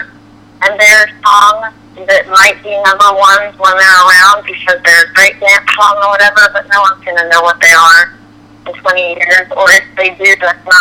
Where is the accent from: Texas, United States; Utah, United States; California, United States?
California, United States; moved away; I am from California originally, and I grew up riding horses